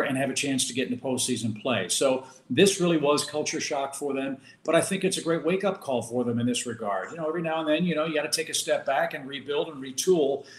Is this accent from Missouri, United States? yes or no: yes; St. Louis, Missouri, United States; also born or lived in Georgia; I grew up here in St. Louis